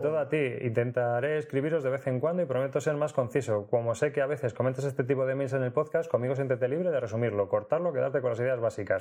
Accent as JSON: {"language": "Spanish", "town": "Leganés", "region": "Community of Madrid", "country": "Spain", "tie": "born or raised there", "lives_now": "Alcalá de Henares, Spain", "said": "yo he vivido toda la vida en Leganés hasta que me fui a vivir a Alcalá de Henares"}